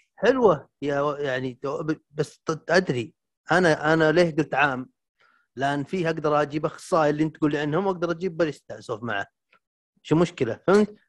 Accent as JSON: {"language": "Arabic", "region": "Al Jawf Province", "country": "Saudi Arabia", "said": "هنا عندنا بالجوف"}